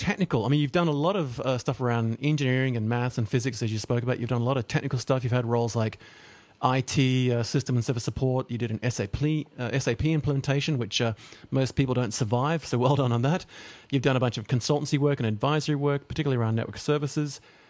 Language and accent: English; Papua New Guinea; also born or lived in Solomon Islands; because I grew up in Papua New Guinea and then the Solomon Islands, and we had a very diverse and multicultural world